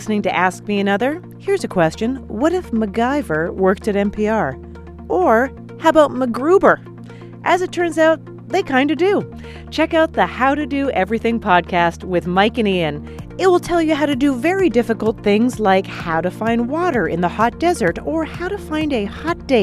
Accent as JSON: {"language": "English", "country": "Canada", "said": "as a Canadian"}